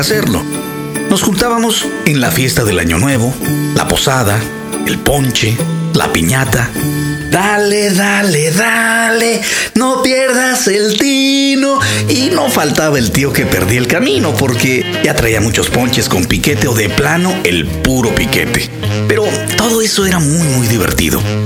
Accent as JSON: {"language": "Spanish", "country": "Mexico"}